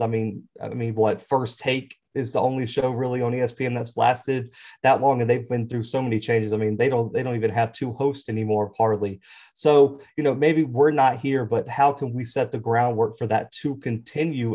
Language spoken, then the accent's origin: English; Mobile, Alabama, United States; I'm originally from Mobile, Alabama